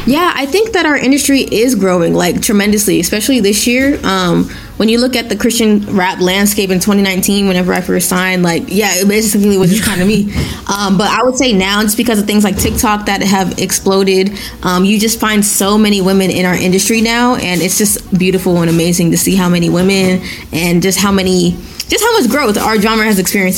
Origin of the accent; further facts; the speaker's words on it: Nigeria; I'm Nigerian. I was literally born in Nigeria